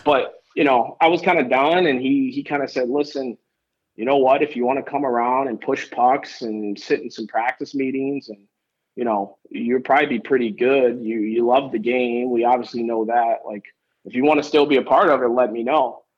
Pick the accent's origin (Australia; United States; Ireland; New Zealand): United States; Detroit, Michigan; I grew up in Detroit, born and raised, um, right in Detroit, the inner city, not a suburb